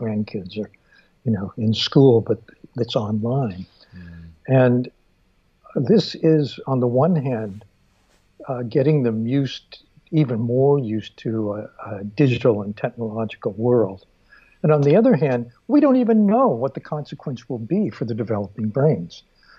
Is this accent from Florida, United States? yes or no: no; Stockton, California, United States; I grew up in Stockton.